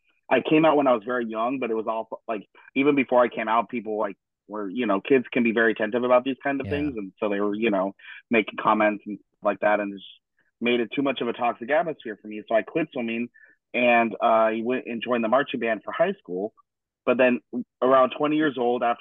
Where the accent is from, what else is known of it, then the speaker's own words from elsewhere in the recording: Denver, Colorado, United States; now in Cologne, Germany; my hometown, Denver, Colorado